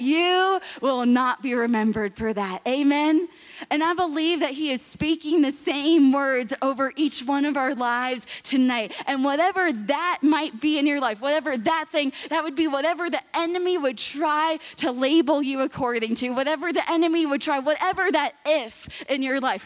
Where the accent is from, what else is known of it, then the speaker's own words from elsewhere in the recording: Miami, Florida, United States; I'm from Miami, Florida